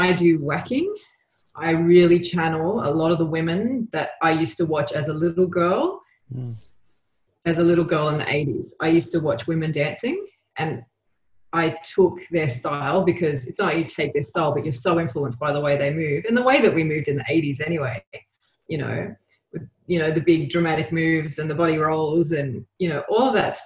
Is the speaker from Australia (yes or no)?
yes; Australia; also born or lived in Uruguay; I was born in Australia, but I went back to Uruguay when I was like three.